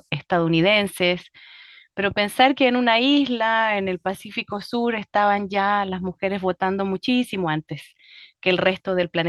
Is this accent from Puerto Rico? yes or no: no; Chile; ha sido sumergirme en una parte de mi propia historia, no solo como chilena, ¿verdad? Sino que también el tema del voto para la mujer en mi país